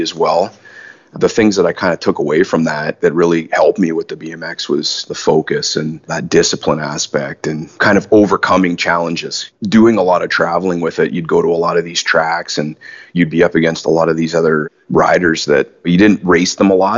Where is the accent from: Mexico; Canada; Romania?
Canada; Ajax, Ontario; also born or lived in Leamington, Ontario / Wheatley, Ontario; born in Leamington, Ontario. My family's from Wheatley, actually, and I spent a first couple years of my life there, and then my mom and dad separated, and we ended up moving away to Ajax pretty early in my life. And I spent the better part of my education, public school, high school years there